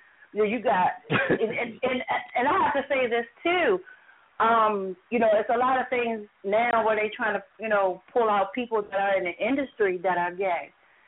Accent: Glen Burnie, Maryland, United States; from Anne Arundel County. I'm from a very small city called Glen Burnie. The capital of Maryland is Annapolis. Annapolis is the city.

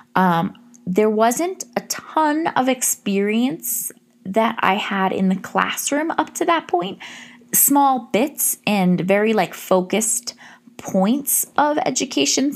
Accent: Massachusetts, United States; I decided to go to a state school in my home state of Massachusetts

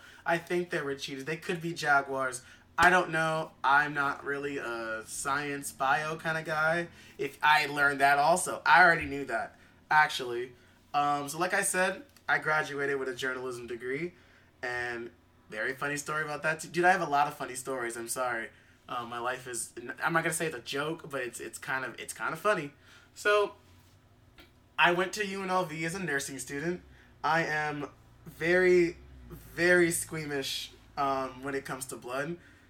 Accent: Lancaster, California, United States; also born or lived in Inglewood; I was born in Inglewood, but then, like, I don't even remember my age, how fast my family moved to Lancaster. You know, it's still in California, not Pennsylvania.

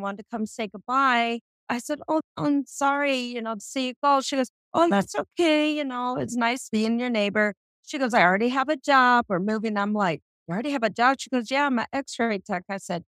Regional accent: South Dakota, United States; moved away; I'm from South Dakota.

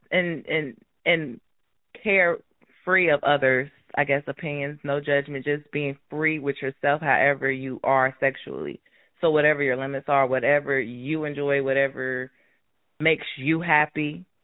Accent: Cincinnati, Ohio, United States; moved away as an adult; now in Houston, United States; I am from Cincinnati

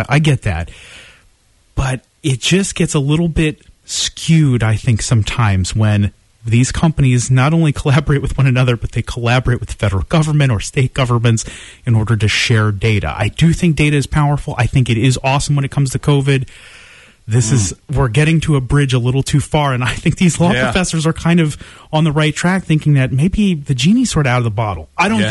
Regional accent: United States; as American citizens

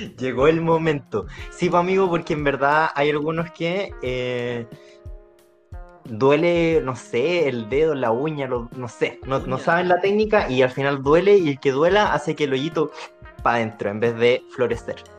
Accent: Chile; Si somos chilenos

